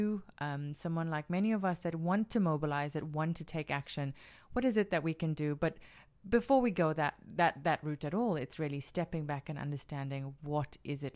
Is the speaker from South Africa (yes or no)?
yes; South Africa; Being South African